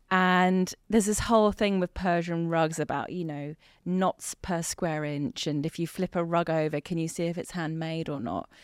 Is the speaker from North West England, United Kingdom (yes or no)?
no; Hampshire, South East England, United Kingdom; also born or lived in Tehran, Iran; in Hampshire. Mm-hmm. And then, um, that's where we were for ten years